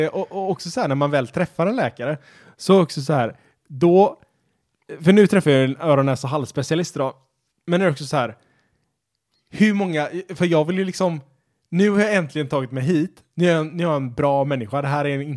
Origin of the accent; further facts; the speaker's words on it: Sweden; Eller man kallar det för svenska, så att det är inte så rasistiskt eftersom vi är svenskar och